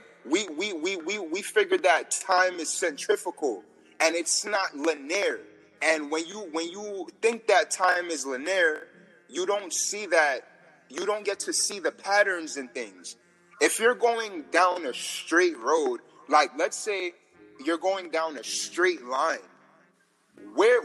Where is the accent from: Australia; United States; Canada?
United States; New York; I'm from New York